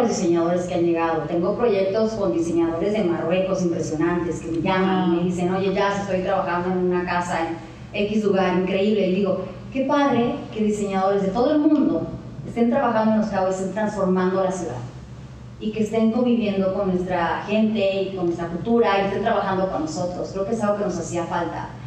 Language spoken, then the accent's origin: Spanish; Mexico; now in Cabo San Lucas, Mexico; soy mexicana